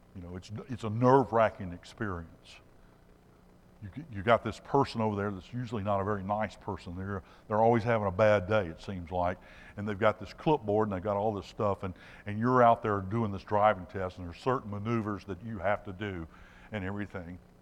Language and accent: English; Alabama, United States; I'm from Alabama